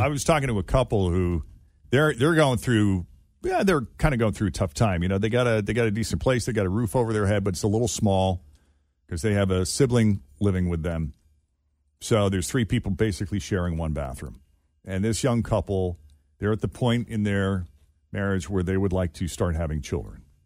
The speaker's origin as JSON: {"language": "English", "region": "Massachusetts", "country": "United States", "tie": "born or raised there", "moved": "yes", "said": "I grew up in Massachusetts"}